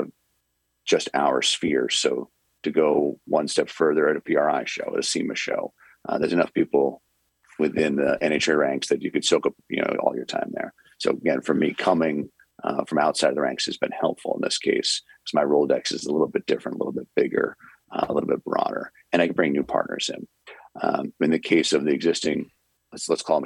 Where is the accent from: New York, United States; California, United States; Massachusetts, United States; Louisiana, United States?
Massachusetts, United States; Western; I was from Western Massachusetts